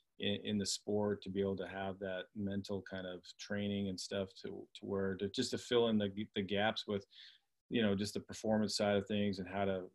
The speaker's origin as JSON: {"language": "English", "country": "Canada", "said": "I was from Canada"}